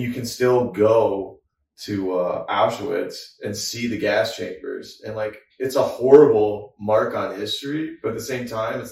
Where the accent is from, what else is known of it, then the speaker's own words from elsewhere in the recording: West Michigan, United States; also born or lived in Green Bay, Wisconsin; my hometown of West Michigan, which has a lot of Dutch people